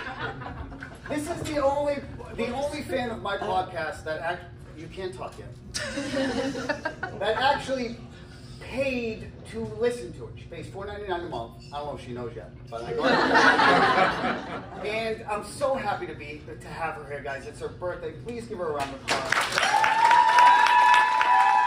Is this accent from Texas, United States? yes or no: no; a town north of Boston, New England, Massachusetts, United States; I'm from New England, just a town north of Boston, and we used to have in the summertime blueberries that grew everywhere